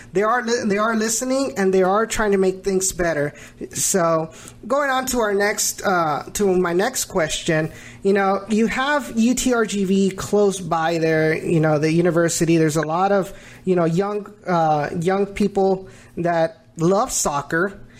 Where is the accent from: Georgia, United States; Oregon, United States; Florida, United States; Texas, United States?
Texas, United States; the Rio Grande Valley; moved away as an adult; now in Houston, United States; before I moved into uh, moved to Houston, I because I I'm from the Valley